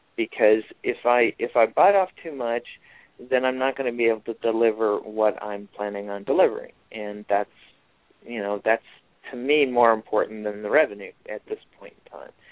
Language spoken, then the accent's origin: English; Rochester, New York, United States; growing up in Rochester, New York, where I grew up